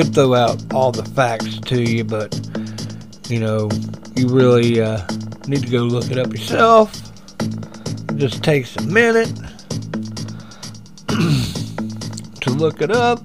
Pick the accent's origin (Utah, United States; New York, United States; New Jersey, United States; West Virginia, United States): West Virginia, United States; Huntington; I grew up in Guyandotte. That's my little neck of the woods.